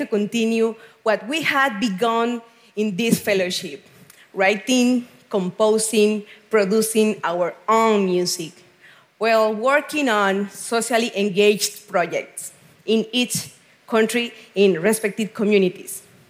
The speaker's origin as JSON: {"language": "English", "country": "Venezuela", "said": "I am from Venezuela."}